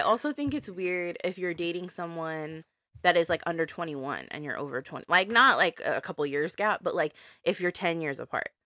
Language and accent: English; El Monte, California, United States; I'm from Monte